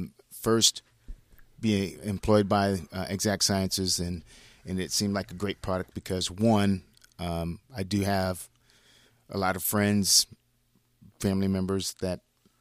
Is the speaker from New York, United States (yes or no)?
no; Ohio, United States; moved away as an adult; Born and raised in Ohio.